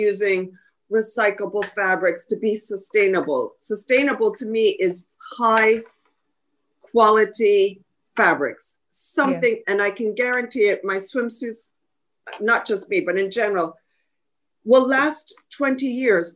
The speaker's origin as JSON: {"language": "English", "region": "New Jersey", "country": "United States", "tie": "born or raised there", "said": "I grew up in New Jersey"}